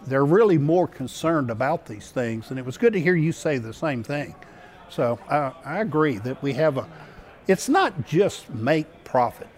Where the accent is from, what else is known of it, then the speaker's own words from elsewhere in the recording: Shreveport, Louisiana, United States; I grew up in Shreveport, Louisiana